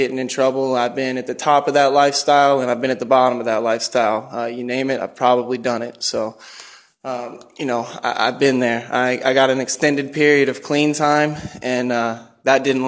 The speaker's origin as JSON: {"language": "English", "region": "Tennessee", "country": "United States", "tie": "born or raised there", "said": "I grew up in Tennessee"}